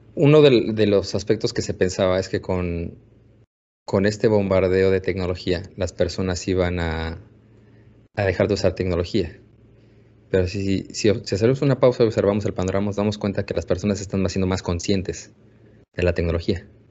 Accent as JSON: {"language": "Spanish", "country": "Mexico", "said": "en el laboratorio de investigación que tenemos, somos todos mexicanos"}